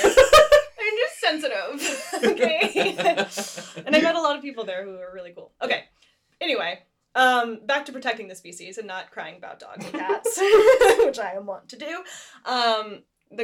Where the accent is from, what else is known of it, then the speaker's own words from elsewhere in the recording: United States; Like, my family's been in the Americas less than 5 generations. And I'm very American.